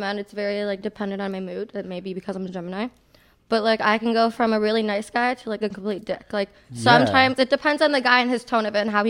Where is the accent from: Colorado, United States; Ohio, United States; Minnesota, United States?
Ohio, United States; North Royalton; moved away as an adult; also born or lived in Cleveland, Ohio; now in Miami, United States; I grew up in Ohio. North Royalton is where I went to high school. I then went to Cleveland State University, where I graduated just recently with a psychology degree.